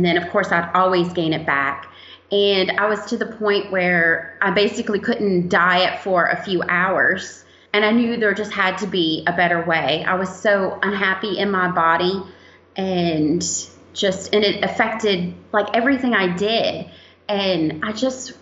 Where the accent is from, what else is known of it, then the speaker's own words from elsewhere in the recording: Roanoke, Virginia, United States; I'm from Roanoke, Virginia